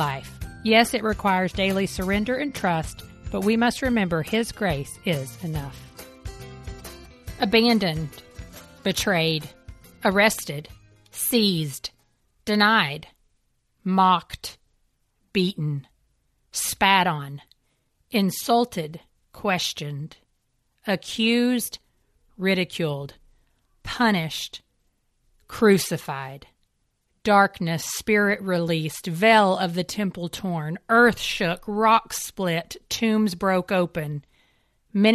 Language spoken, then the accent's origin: English; Kentucky, United States; also born or lived in Florida; now in Raleigh, United States; I grew up in Kentucky and then moved to Florida